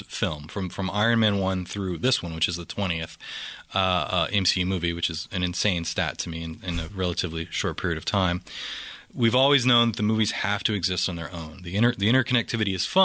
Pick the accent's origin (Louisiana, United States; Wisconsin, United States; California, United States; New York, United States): Louisiana, United States; I'm from Louisiana